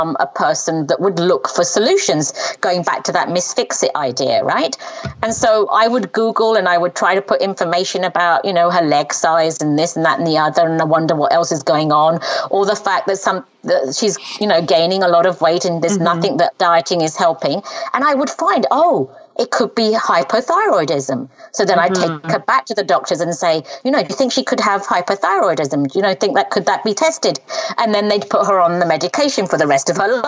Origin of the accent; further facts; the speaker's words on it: England, United Kingdom; first language Punjabi; English is a second language; I'm Punjabi speaking by birth. And then I learned English when I first went to school at age 5. And so at home, we only spoke Punjabi and my mum and dad didn't have much language around the English language, even though we lived in England. That's where I was born